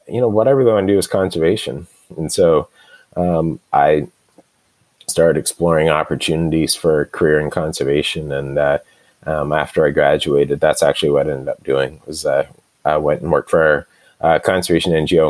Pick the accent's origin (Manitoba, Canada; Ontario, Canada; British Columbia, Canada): British Columbia, Canada; Vancouver; also born or lived in Fraser Valley; I was born in Vancouver and spent early part of my life in the city. And then my parents bought a small property out in the Fraser Valley.